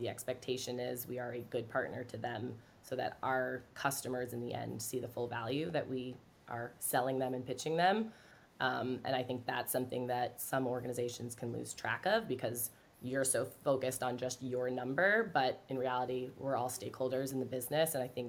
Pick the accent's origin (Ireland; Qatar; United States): Ireland; I feel like because I'm Irish, I can get away with it this week